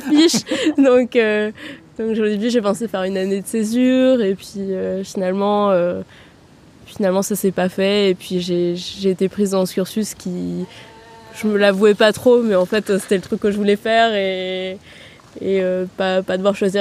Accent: Vienna, Austria; moved away as an adult; also born or lived in Paris, France; now in Tours, France; Je suis née à Vienne, euh, ma mère est française et mon père autrichien. Et euh, j'ai grandi, euh, à Vienne, donc j'ai vécu à Vienne pendant 17 ans

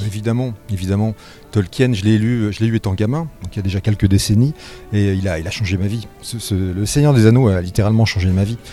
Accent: Nancy, Grand Est, France; je suis de Nancy

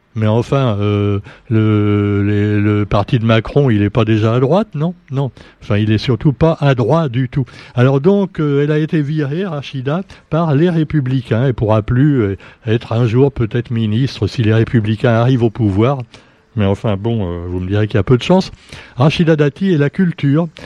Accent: Réunion; chez nous à La Réunion

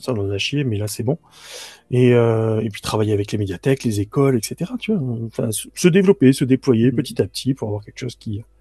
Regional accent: Bouches-du-Rhône, Provence-Alpes-Côte d'Azur, France; je suis originaire des Bouches-du-Rhône

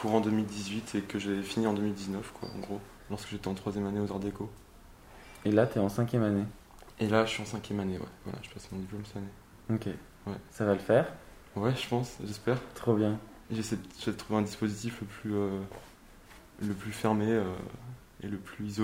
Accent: Nantes, Pays de la Loire, France; moved away as an adult; also born or lived in Paris; je suis né à Nantes et. Euh, d'accord. j'ai grandi à Nantes jusqu'à mes 18 ans

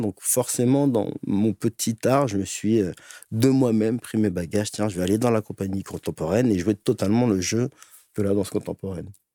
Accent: Les Ulis, Essonne, Île-de-France, France; j'ai grandi en banlieue, les Ulysses 91. toute mon enfance dans la brique

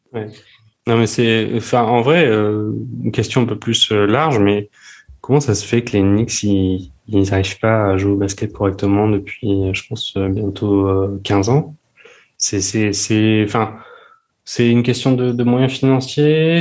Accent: France; on est français

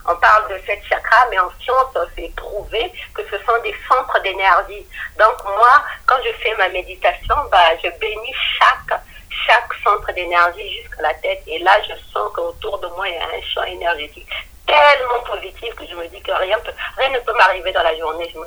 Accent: Republic of the Congo; now in France; je suis du Congo-Brazzaville. Et au Congo-Brazzaville, on parle le, lingala et le kikongo.

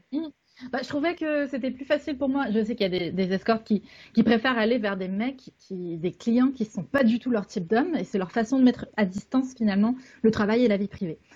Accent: Canada; je suis canadienne

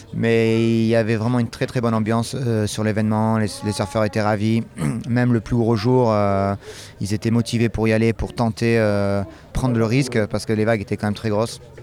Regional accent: France; ici, euh, chez nous en France

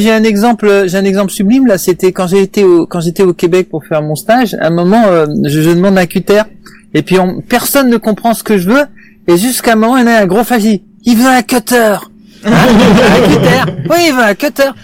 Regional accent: France; je suis français

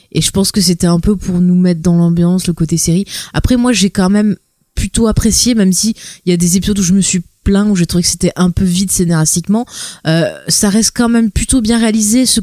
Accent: France; moi je suis française

